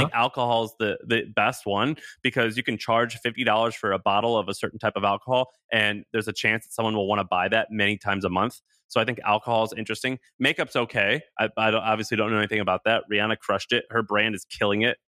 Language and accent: English; Missouri, United States; moved away; also born or lived in Tennessee; I'm from Missouri. I lived in Tennessee, so I'm kinda Southern